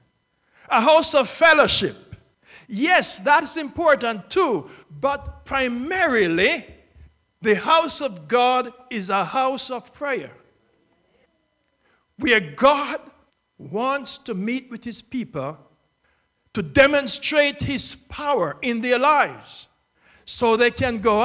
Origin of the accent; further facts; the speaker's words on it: Jamaica; also born or lived in Northeast United States; now in Florida, United States; I have lived in it for more times than I've lived in my home country of Jamaica